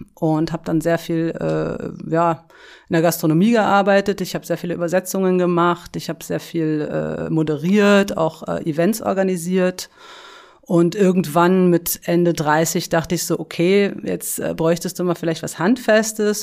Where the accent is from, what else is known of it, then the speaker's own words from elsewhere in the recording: Berlin, Germany; ich bin in Berlin äh, aufgewachsen, in Schöneberg